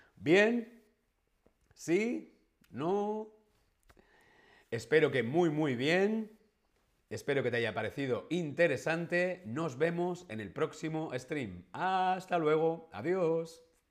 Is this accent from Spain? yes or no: yes; Madrid, Community of Madrid, Spain; now in Berlin, Germany; Yo soy español, de Madrid.